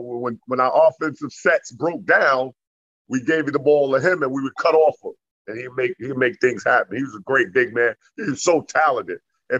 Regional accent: New York City, New York, United States; I'm from Left Rack City, Queens.

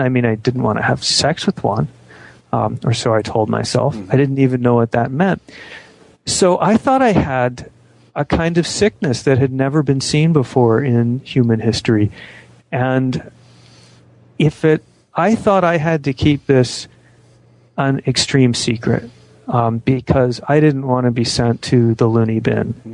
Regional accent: Phoenix, Arizona, United States; now in Washington, United States; grew up in Phoenix, Arizona in the 60s and 70s

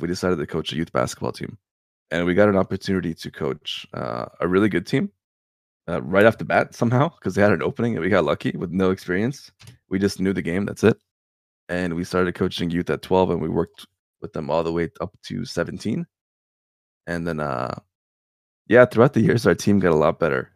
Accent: Canada; also born or lived in Serbia; I was born in Serbia. And then I moved over to Canada when I was two years old. So, yeah, I did grow up in Canada

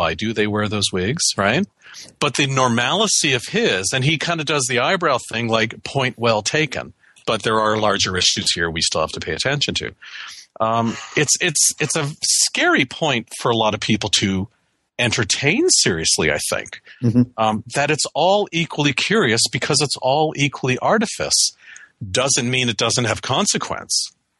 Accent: Canada; moved away as an adult; now in United States; I have a green card. I'm a Canadian citizen. I've worked in the U.S. for my whole career. I'm a permanent resident.

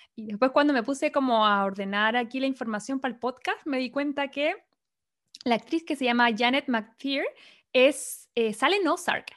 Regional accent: Chile; now in Los Angeles, United States; somos chilenas

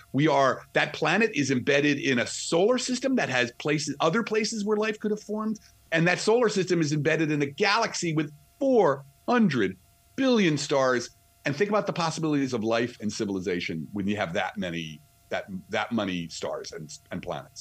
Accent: New Jersey, United States; accent: New Jersey; So I'm from I'm from Jersey, right outside of the city, New York City

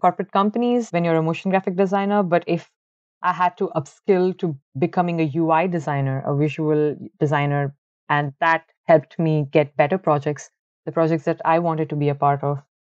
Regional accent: Bangalore, Karnataka, India; moved away as an adult; also born or lived in Ahmedabad, India; now in Ireland; originally I am from Bangalore. It's the IT capital of India, and I've been born and brought up over there.

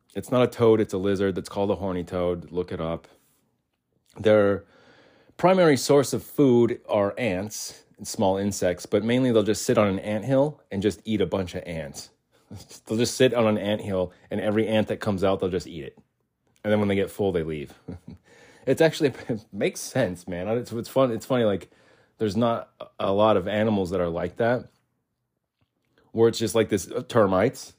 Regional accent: Arizona, United States; And we lived in Arizona. I was born in Arizona, so the whole time I was born in Arizona, yeah, between one and ten

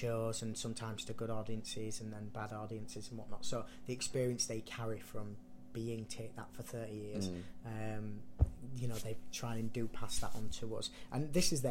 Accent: Leeds, Yorkshire and the Humber, United Kingdom; moved away; with it being my hometown

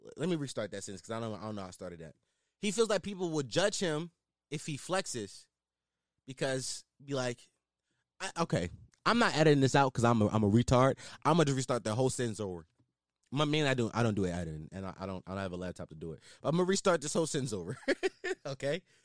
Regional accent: Philadelphia, Pennsylvania, United States; I am a Philadelphian

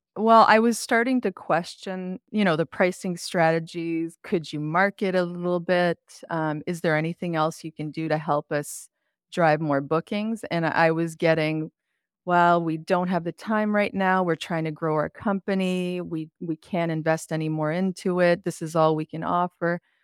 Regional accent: Quebec, Canada; now in Ontario, Canada; I grew up in Quebec

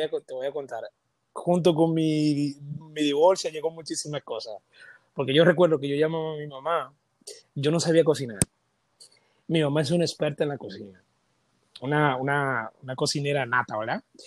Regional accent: Dominican Republic; Todos los dominicanos tenemos ese sello en la pierna derecha o en la izquierda

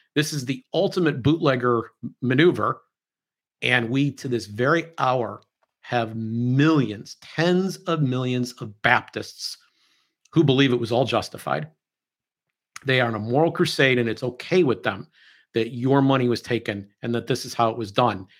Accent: United States

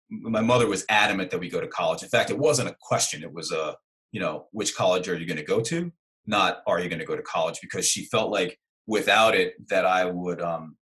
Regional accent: Brooklyn, New York, United States; So I'm from Brooklyn, New York, and you know I grew up uh, with my mother constantly correcting my English. Now you can't. Most people don't know that I'm from Brooklyn because I don't have a Brooklyn accent.

